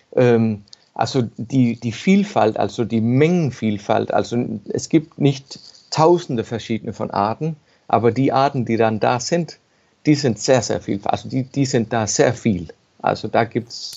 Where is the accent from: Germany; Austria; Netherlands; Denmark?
Denmark; Ballum, Southern Denmark; also born or lived in Copenhagen; ich bin in, in Ballum geboren. Das ist ein kleines Dorf auf dem Festland, genau, genau bei Römer, bloß auf dem Festland. Und als Kind habe ich halt jeden Tag, bin ich bei mir rumgelaufen und habe verschiedene Dinge gesehen und gefunden und so weiter. Und bin halt da aufgewachsen